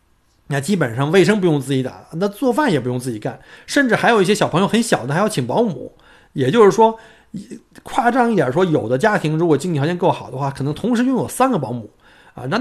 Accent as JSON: {"language": "Chinese", "country": "China", "moved": "yes", "lives_now": "Australia", "said": "对于我们这些从中国移民到澳洲的，尤其是在澳洲生活过几年的这些移民来说"}